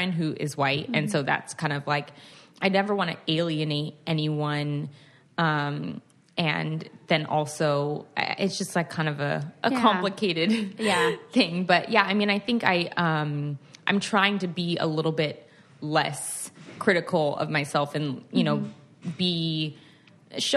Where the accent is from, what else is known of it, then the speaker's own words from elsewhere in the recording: California, United States; So I grew up in California.